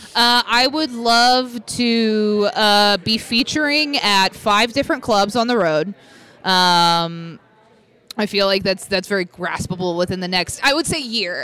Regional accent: Texas, United States; moved away as an adult; also born or lived in Arkansas; now in Los Angeles, United States; So I grew up in Texas.

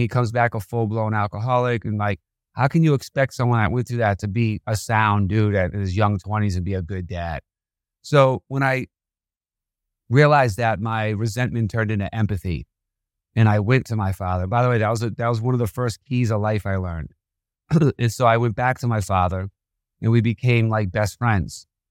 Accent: Boston, Massachusetts, United States; I was a criminal growing up in Boston in my teenage years

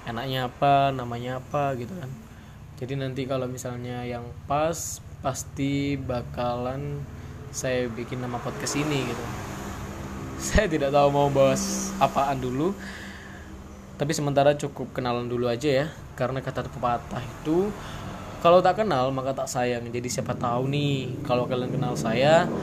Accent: Magetan, East Java, Indonesia; Dan saya asli orang Magetan, di ujung Jawa Timur tempatnya perbatasan Jawa Timur Jawa Tengah

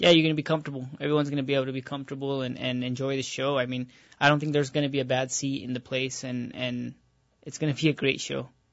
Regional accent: Albuquerque, New Mexico, United States; I was born in Albuquerque, New Mexico, and I was raised in Albuquerque, New Mexico

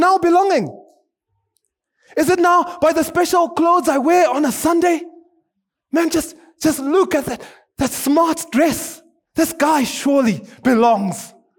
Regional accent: Zimbabwe; also born or lived in South Africa; now in Kenya; I'm from Zimbabwe.

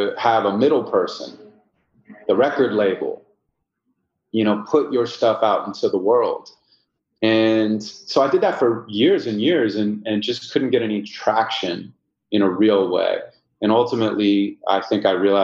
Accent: Santa Monica, California, United States; I was born and raised in Santa Monica, California

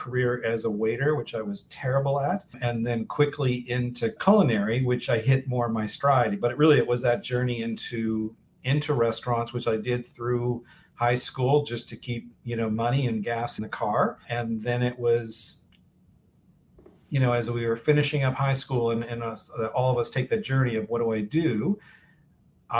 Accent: Vancouver, British Columbia, Canada; moved away as an adult; also born or lived in Toronto / Boston / Cape Cod; now in Miami, United States; growing up in Vancouver, British Columbia.

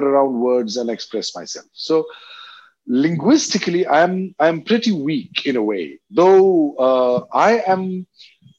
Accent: Assam, India; English is a second language; I grew up in Assam

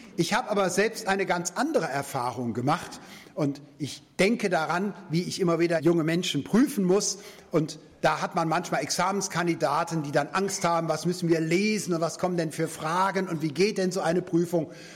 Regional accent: Germany; als Deutsche

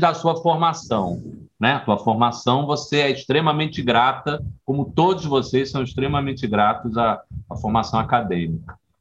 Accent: Rio de Janeiro, Brazil; now in Bahia, Brazil; Eu sou carioca, estou aqui há 25 anos

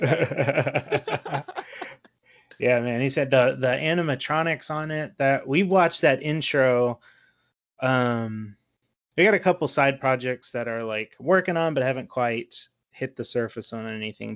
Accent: Texas, United States; I'm from Texas. We don't have seasons.

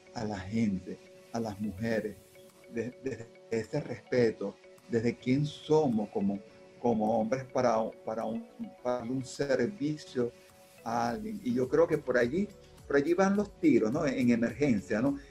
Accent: Caracas, Capital District, Venezuela; also born or lived in Táchira (parents); yo soy hijo de andinos, aunque nací aquí en Caracas

